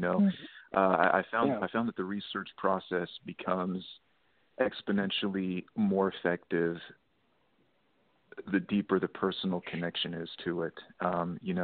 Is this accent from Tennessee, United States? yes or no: no; Texas, United States; moved away; that is my home state